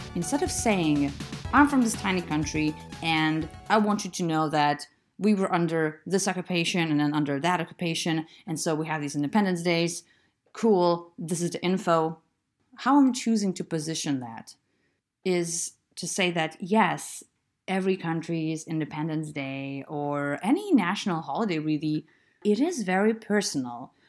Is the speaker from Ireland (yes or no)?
no; Lithuania; moved away; I'm from Lithuania.